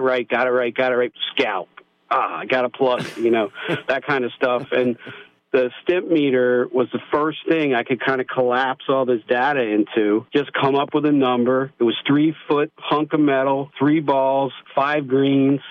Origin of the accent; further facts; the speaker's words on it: United States; growing up in America not being big on math